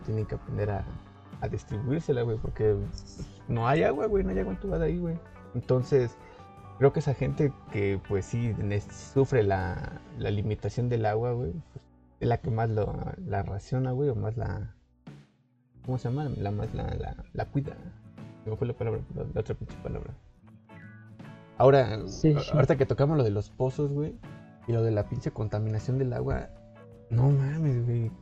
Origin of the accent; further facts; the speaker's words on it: Mexico; nosotros como ciudadanos mexicanos